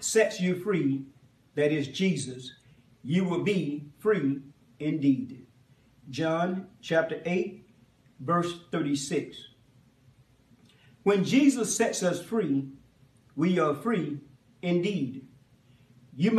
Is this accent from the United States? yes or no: yes; Macon, Georgia, United States; I was born and raised in Macon, Georgia